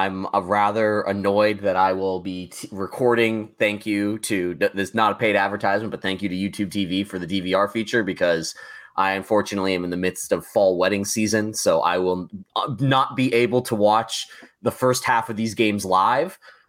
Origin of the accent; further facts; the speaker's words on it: Western Pennsylvania, United States; I grew up in Western Pennsylvania.